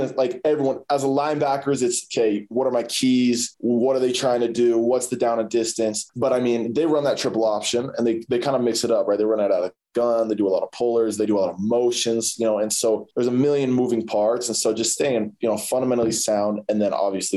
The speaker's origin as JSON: {"language": "English", "town": "Holladay", "region": "Utah", "country": "United States", "tie": "born or raised there", "said": "growing up in Salt Lake was definitely different."}